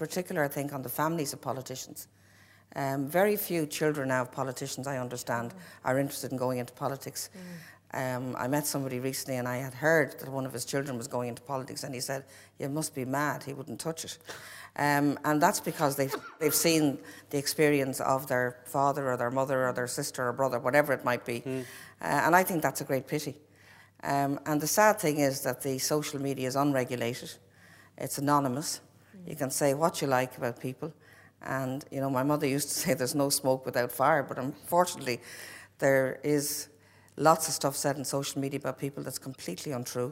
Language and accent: English; Newcastle, County Dublin, Ireland; I came from Newcastle Rathcoole